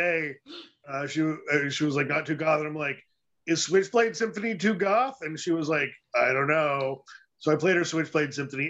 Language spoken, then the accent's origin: English; Northern California, United States; I'm from Northern California.